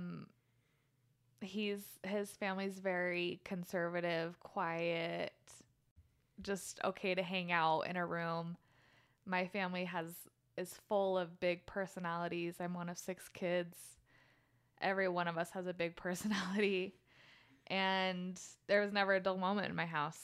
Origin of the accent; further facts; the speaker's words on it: Orem, Utah, United States; moved away as an adult; now in Phoenix, United States; I was born and raised in Orem, Utah